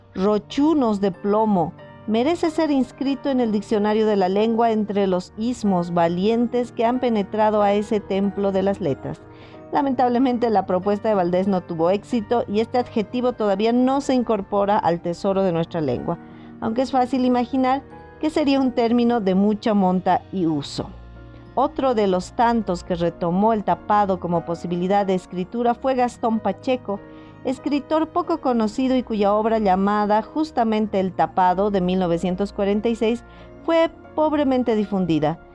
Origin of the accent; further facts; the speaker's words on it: Potosí, Bolivia; mi ciudad natal, Potosí